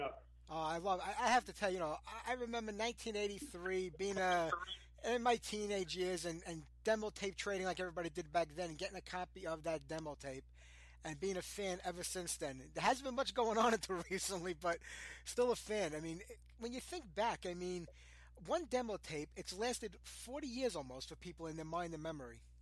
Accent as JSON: {"language": "English", "region": "New York", "country": "United States", "said": "I'm from New York."}